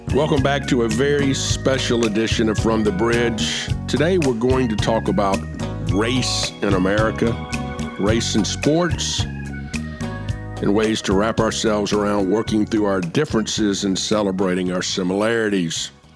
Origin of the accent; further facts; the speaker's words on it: Atlanta, Georgia, United States; moved away as an adult; also born or lived in Overland Park, Kansas; now in South Carolina, United States; I grew up in Atlanta